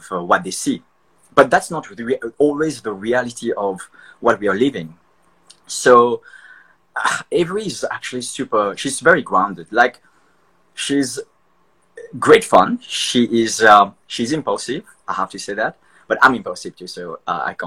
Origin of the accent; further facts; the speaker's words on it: Mauritius; Mauritian. I'm from Mauritius.